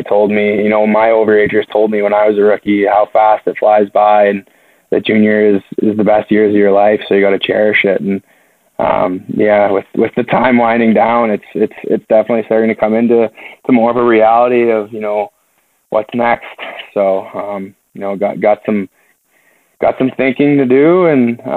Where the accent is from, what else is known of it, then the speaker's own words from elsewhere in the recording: London, Ontario, Canada; London, which is my hometown game